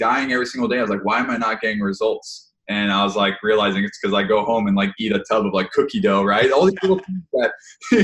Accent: Hawaii, United States; moved away; I grew up in Hawaii, played sports the whole time

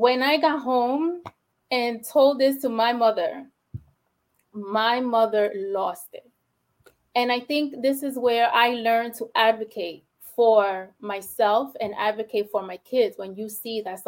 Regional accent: New York City, New York, United States; first language Spanish; English is a second language; I'm from the Bronx, born and raised in the Bronx, only child

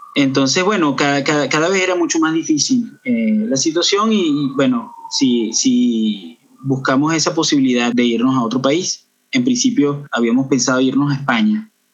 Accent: Los Teques, Miranda, Venezuela; moved away as an adult; also born or lived in Caracas, Venezuela; now in Canada; yo nací en, Caracas, pero me crié en una ciudad que está al sur de Caracas, llamada Los Teques

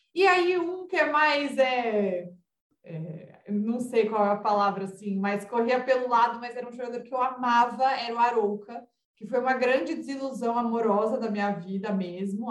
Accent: São Paulo, Brazil; a gente é de São Paulo, então a gente descia muito para Santos

